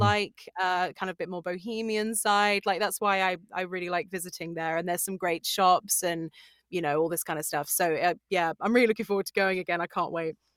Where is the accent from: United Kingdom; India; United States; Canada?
United Kingdom; Sussex, South East England; I'm from Sussex, yeah, so it's like South England